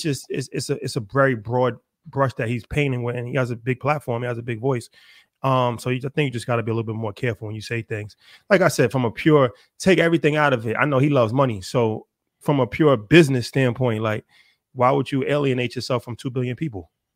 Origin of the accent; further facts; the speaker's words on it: United States; As an American